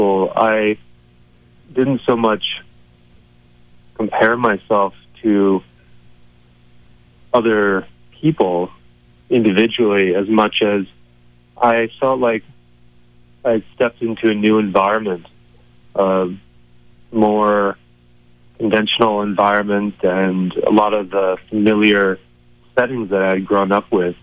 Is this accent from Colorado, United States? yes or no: yes; Colorado, United States; also born or lived in Boulder County, Colorado / Crestone, Colorado; I grew up in Colorado mostly, in Boulder County, but also a great deal of that time, I grew up in southern Colorado in the San Luis Valley in a small town called Crestone